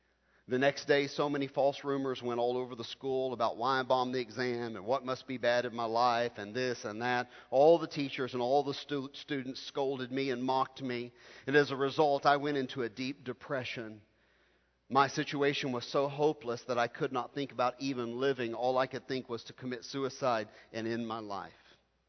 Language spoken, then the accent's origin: English; South India, India; I'm from South India. I was brought up in a family who taught me the Bible. I'm brought up in a Christian family surrounded by Hindus in southern India.